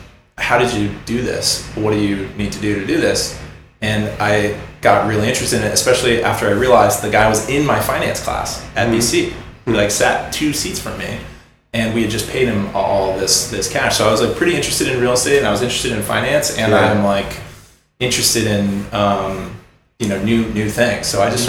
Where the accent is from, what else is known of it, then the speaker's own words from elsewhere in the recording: Idaho, United States; living on the East Coast, I say I'm from Idaho, and people say, oh, Iowa.